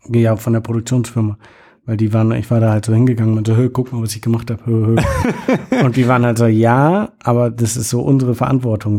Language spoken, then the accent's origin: German; Germany; moved away; ich komme aus Deutschland